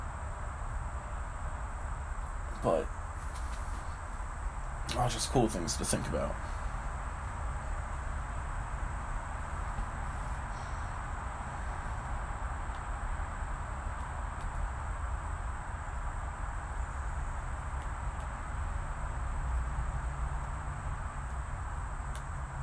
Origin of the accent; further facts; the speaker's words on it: Brantford, Ontario, Canada; the street I grew up on in Brantford